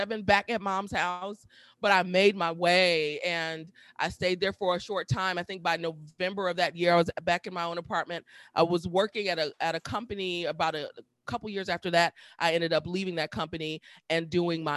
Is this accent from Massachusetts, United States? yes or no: no; Milwaukee, Wisconsin, United States; moved away as an adult; also born or lived in Atlanta / Washington, D.C.; going back to Milwaukee. That's where I'm from, in Milwaukee